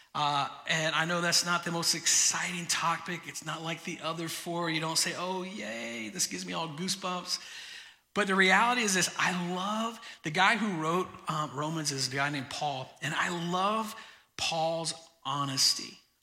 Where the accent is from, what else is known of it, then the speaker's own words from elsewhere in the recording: Florida, United States; moved away; I grew up in Florida.